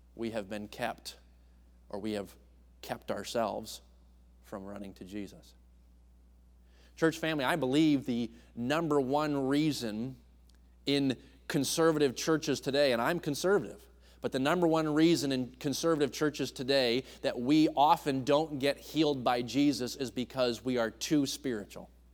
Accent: New England, United States; I grew up in New England, so I was a Yankee

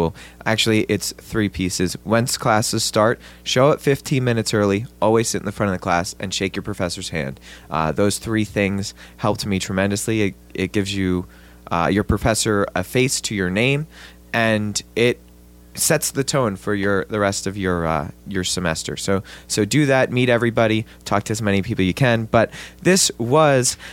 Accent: Jersey Shore, New Jersey, United States; I'm a Jersey guy, right? I'm from the Jersey Shore

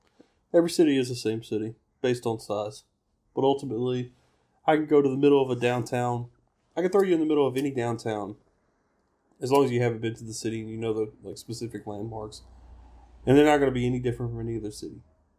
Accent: the South, United States; I'm a Southerner

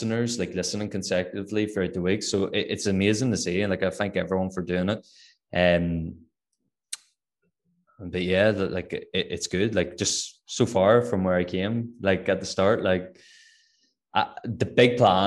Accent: Northern Ireland, United Kingdom; accent: Northern Irish

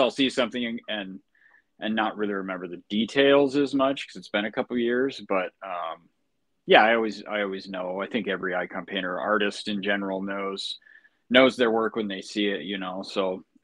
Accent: United States; I'm an American that's an Orthodox Christian

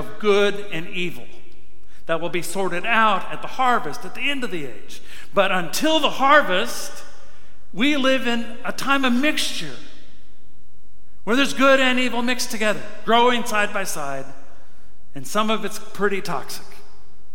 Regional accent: Farmington, Missouri, United States; moved away; When I was a kid, growing up in Farmington, Missouri

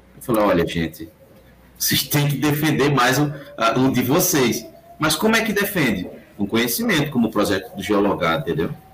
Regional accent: Northeast Region, Brazil; accent: nordestino; Eu sou nordestino, tenho meu sotaque muito forte

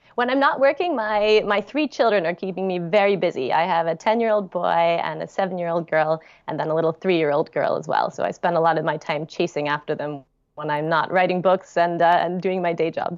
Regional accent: United States; moved away as an adult; now in London, United Kingdom; being an American living in London

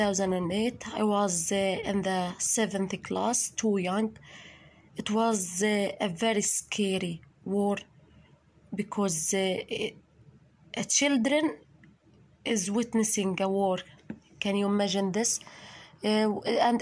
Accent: Gaza Strip, Palestine; also born or lived in Khan Yunis; I'm a woman from Gaza, 25 years

